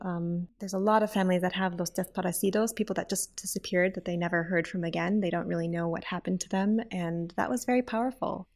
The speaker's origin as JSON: {"language": "English", "town": "Saint Paul", "region": "Minnesota", "country": "United States", "tie": "born or raised there", "said": "I was born in Saint Paul, Minnesota, which is in the middle of the United States, right next to the Canadian border"}